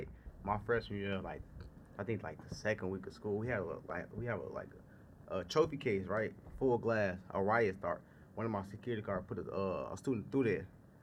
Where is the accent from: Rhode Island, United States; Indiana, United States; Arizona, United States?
Indiana, United States; Gary; also born or lived in Saginaw, Michigan / Merrillville, Indiana; So growing up in Gary, because I was born in Saginaw, Michigan. Mm-hmm. So they moved me to Gary with my grandpa